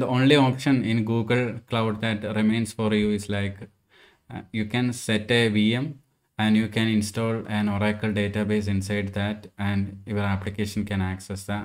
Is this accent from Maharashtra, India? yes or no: no; Andhra Pradesh, India; my hometown as well, Andhra Pradesh.